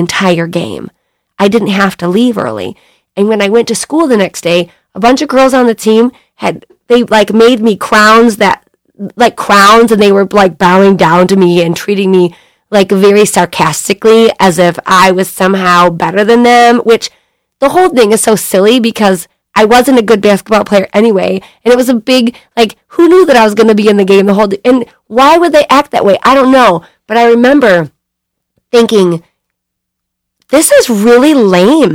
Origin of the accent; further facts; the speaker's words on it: Bay City, Michigan, United States; also born or lived in California; I grew up in Bay City